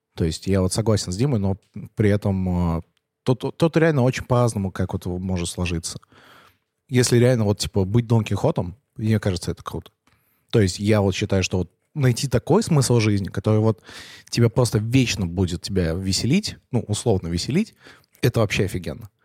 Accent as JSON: {"language": "Russian", "town": "Penza", "region": "Penza Oblast", "country": "Russia", "moved": "yes", "lives_now": "Moscow, Russia", "said": "я из Пензы, я из Пензы поехал в Москву"}